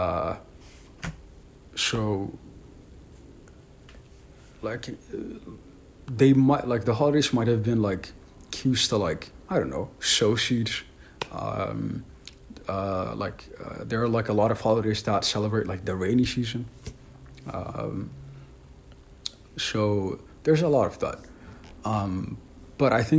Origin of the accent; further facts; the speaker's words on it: Ethiopia; I'm from Ethiopia, so it's like a very like well integrated like multicultural multi-religious society